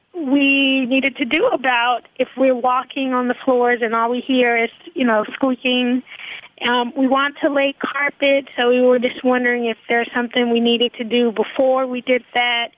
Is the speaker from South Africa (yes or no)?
no; the South, United States; moved away; we're from the South originally